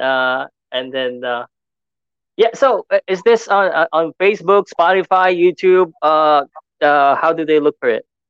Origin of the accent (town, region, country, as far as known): Philippines